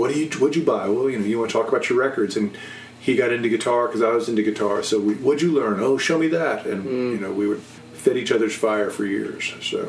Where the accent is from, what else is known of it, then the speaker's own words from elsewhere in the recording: New Jersey, United States; I was born in New Jersey, probably about the time that Tommy was in New Jersey.